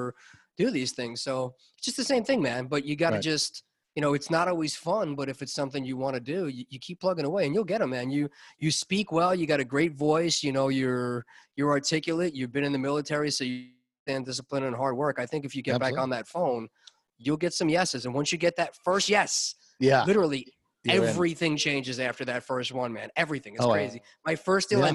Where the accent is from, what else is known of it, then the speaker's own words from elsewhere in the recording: Long Island, New York, United States; My hometown